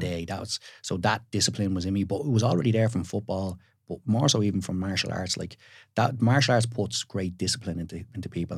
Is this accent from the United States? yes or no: no; Tallaght, Leinster, Ireland; also born or lived in Saggart; I kinda was reared, I suppose, in Tala, but spent my summers in Sagard